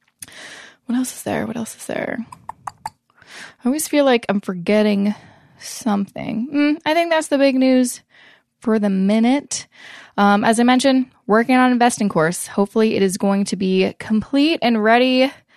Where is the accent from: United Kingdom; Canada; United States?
Canada; I'm obviously Canadian